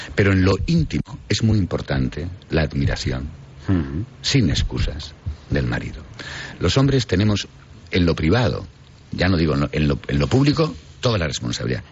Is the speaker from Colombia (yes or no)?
no; Riaño, Castile and León, Spain; Yo que nací en Riaño